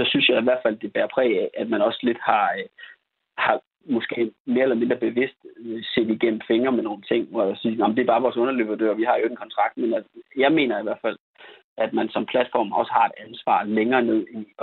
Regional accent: Denmark

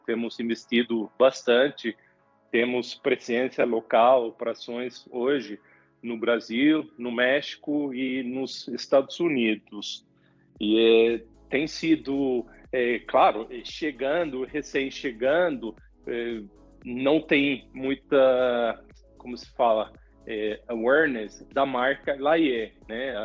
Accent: Sweden; Portuguese is a second language; moved away as an adult; also born or lived in Latin America; eu sou sueco

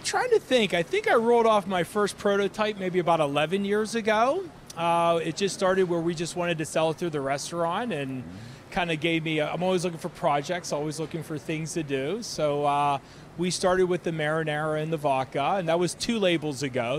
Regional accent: Ambridge, Pennsylvania, United States; I grew up in Ambridge

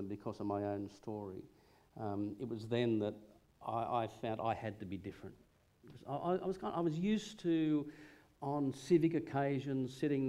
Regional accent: Hunter Valley, near Gresford, on the Allyn River, New South Wales, Australia; I grew up in the Hunter Valley, just 20 miles out of Gresford, if you know, on the Allen River

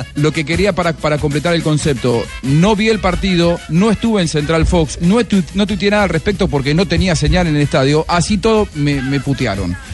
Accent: Argentina; soy el argentino de este grupo

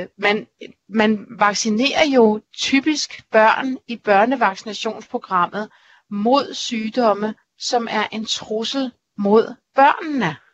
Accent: Denmark; vi er danskere

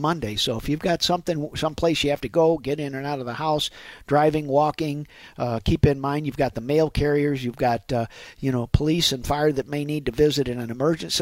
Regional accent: St. Louis, Missouri, United States; born and raised in St. Louis fella

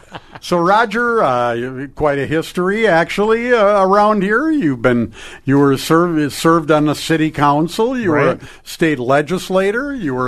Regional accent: Crookston, Minnesota, United States; My hometown, Crookston.

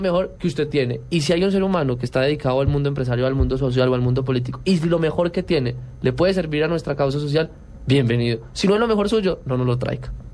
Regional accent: Colombia; somos los únicos colombianos

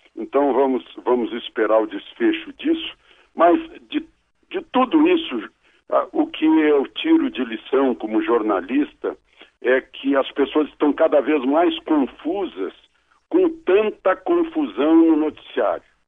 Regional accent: Brazil

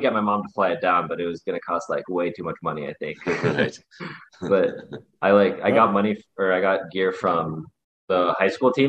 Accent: South Dakota, United States; moved away as an adult; now in Phoenix, United States; I played like only high school hockey in South Dakota.

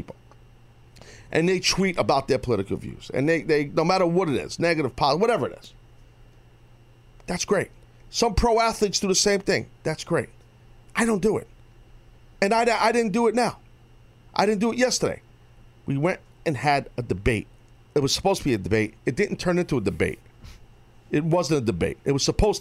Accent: United States; as an American.

